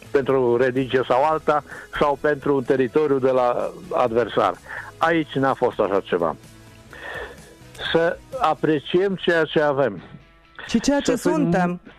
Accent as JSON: {"language": "Romanian", "town": "Timișoara", "region": "Timiș County", "country": "Romania", "said": "Mândri că suntem timișoreni"}